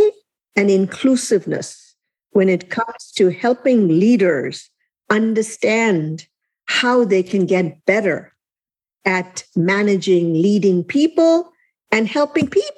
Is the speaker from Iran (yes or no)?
no; India; moved away as an adult; also born or lived in Elkhart, Indiana / South Bend, Indiana; now in United States; I was born and raised in India. I landed in Elkhart, Indiana.